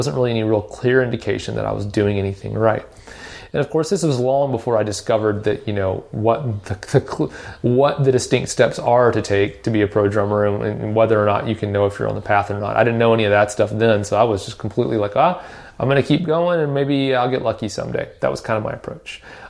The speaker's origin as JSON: {"language": "English", "town": "Nashville", "region": "Tennessee", "country": "United States", "tie": "born or raised there", "said": "you know, I grew up in Nashville. And so one you know, obvious advantage of growing up in Music City, USA is that, either, you know, a lot of my friends were musical, played instruments."}